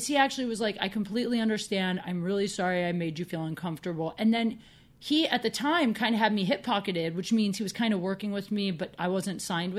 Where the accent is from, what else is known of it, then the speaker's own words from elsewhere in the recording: Midwest, United States; also born or lived in Chicago; now in Los Angeles, United States; We're from the Midwest